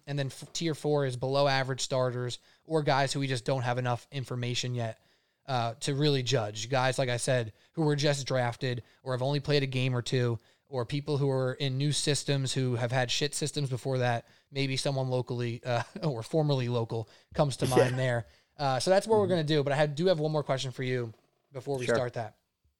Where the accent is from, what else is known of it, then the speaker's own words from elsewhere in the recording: Staten Island, New York, United States; though I'm from Staten Island, I don't have a very distinct Staten Island flavor.